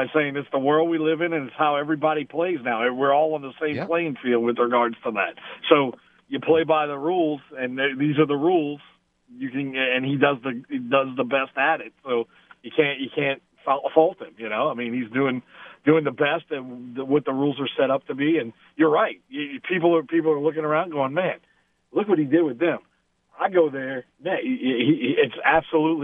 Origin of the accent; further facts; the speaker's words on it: Louisiana, United States; This is where I grew up. I'm from Louisiana